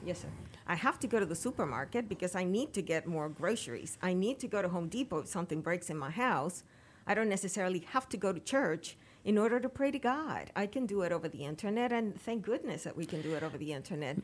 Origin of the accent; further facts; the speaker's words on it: Dominican Republic; moved away; Dominican Republic. Yep. That's where I went to school.